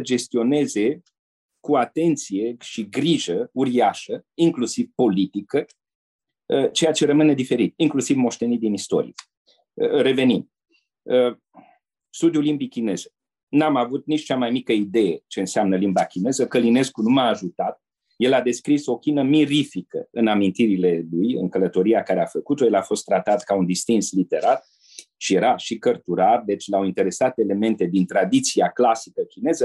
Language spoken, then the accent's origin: Romanian; Romania; moved away as an adult; also born or lived in Asia / Brussels; o spunem ca români, mândri de tradițiile și trăsăturile noastre